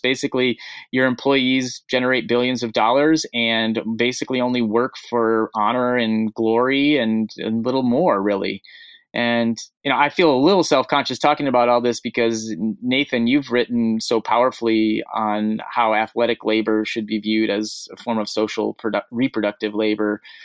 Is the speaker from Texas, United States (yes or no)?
no; Portland, Oregon, United States; my hometown of Portland, Oregon